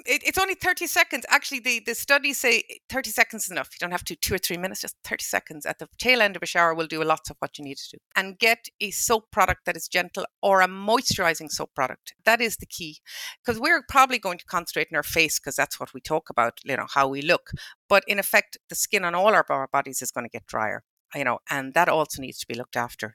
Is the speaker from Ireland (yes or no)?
yes; Ballinrobe, Connacht, Ireland; I'm from Ballinrobe, and my parents from Ballinrobe, and my grandparents from Ballinrobe